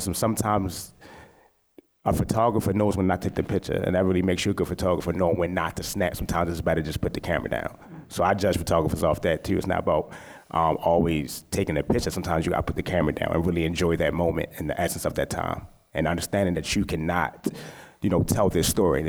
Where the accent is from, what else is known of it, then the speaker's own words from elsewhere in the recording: Baltimore, Maryland, United States; I'm from West Baltimore